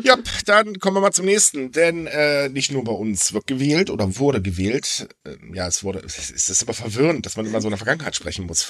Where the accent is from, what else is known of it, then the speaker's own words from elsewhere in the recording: Hamburg, Germany; Es ist halt meine Heimat, meine Heimat ist toll.